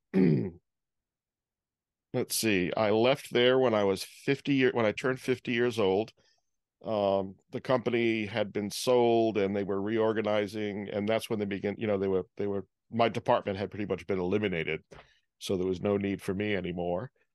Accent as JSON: {"language": "English", "town": "Providence", "region": "Rhode Island", "country": "United States", "tie": "born or raised there", "also_born_or_lived": "Holden, Massachusetts", "said": "my family moved back to Rhode Island when I was about two weeks old"}